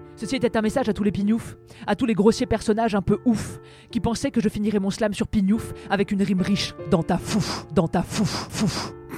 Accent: Beauce, Centre region, Centre-Val de Loire, France; En Beauce notamment, là où j'ai grandi

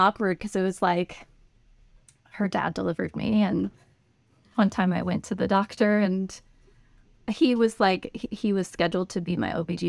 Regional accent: Golden, Colorado, United States; That's where Coors Brewery is, and so I was born and raised there, like grew up, went to high school smelling hops in the air.

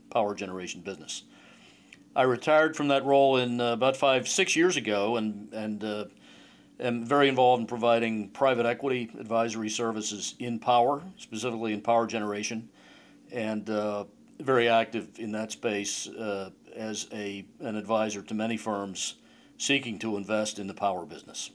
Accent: Pittsburgh, Pennsylvania, United States; moved away; Pittsburgh, my original home.

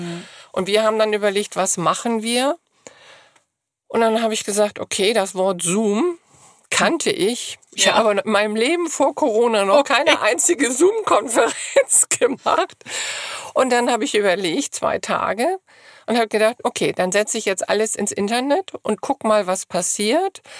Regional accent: Hamburg, Germany; wir kommen alle aus Hamburg

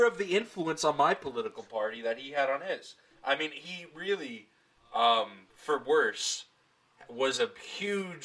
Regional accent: Long Island, New York, United States; I grew up on Long Island

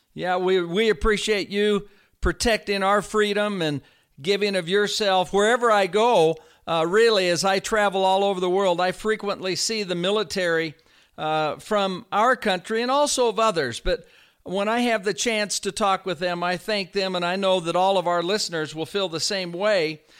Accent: Northern California, United States; I was raised in the Northern California area

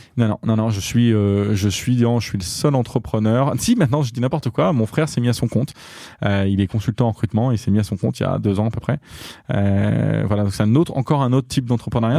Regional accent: Diors, Centre-Val de Loire, France; moved away; also born or lived in Châteauroux / Marseille; je suis né à Châteauroux et j'ai grandi dans un village qui s'appelle Dior, à côté de Châteauroux

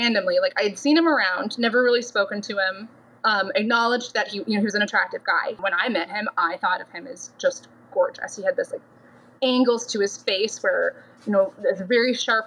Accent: Minnesota, United States; moved away as an adult; I grew up in Minnesota, left for the Navy when I was 19

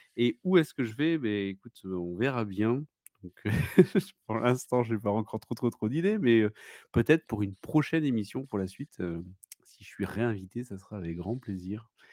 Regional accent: Bordeaux, Nouvelle-Aquitaine, France; Je viens de, de Bordeaux

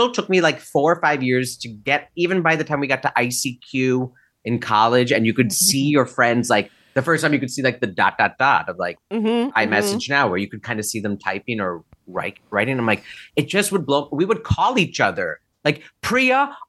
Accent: Naperville, Illinois, United States; growing up in Naperville, Aurora, Illinois

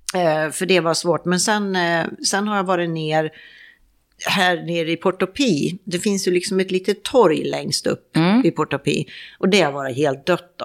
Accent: Sweden; moved away as an adult; min dotter hemma i Sverige

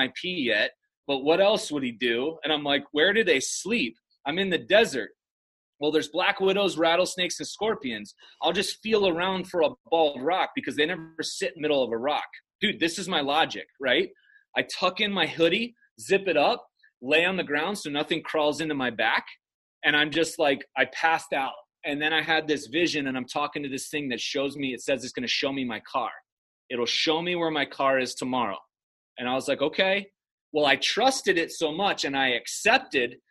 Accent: Chicago, Illinois, United States; this dipshit from Chicago

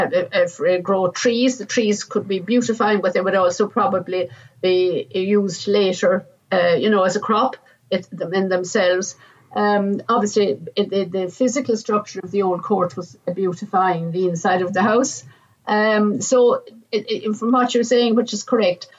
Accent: Ireland; I'm Irish myself

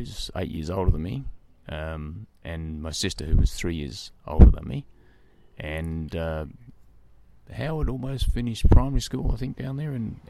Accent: Nowra, New South Wales, Australia; also born or lived in Sydney, Australia; I was born in Sydney when my family was living in Waverley in the eastern suburbs. We moved when I was about two to Nowra, and that's where I've got my earliest memories

